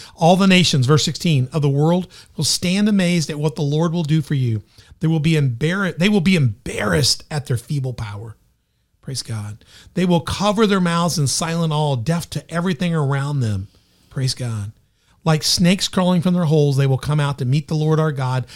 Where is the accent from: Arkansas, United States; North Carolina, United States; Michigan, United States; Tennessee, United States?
Tennessee, United States; Memphis; also born or lived in Southern Illinois; now in Carbondale, Illinois, United States; I'm from Memphis.